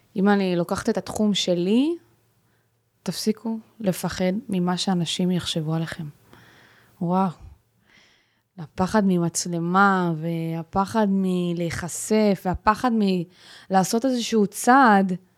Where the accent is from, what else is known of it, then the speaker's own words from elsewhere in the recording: Ashkelon, Southern District, Israel; אני מאשקלון